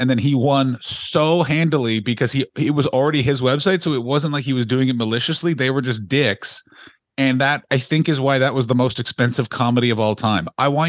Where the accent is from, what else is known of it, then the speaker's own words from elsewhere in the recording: San Francisco, California, United States; We are nerd virgins from San Francisco.